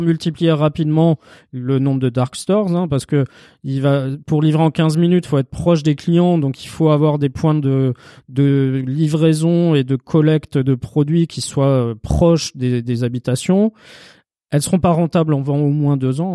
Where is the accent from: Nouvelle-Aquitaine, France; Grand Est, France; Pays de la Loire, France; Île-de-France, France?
Île-de-France, France; Paris; Chez nous, à Paris